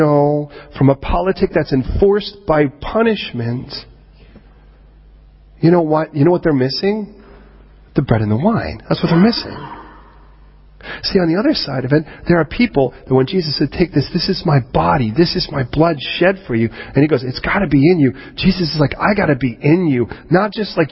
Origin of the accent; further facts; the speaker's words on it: United States; moved away as an adult; now in United Kingdom; I don't view myself as American. I view myself now as Britannican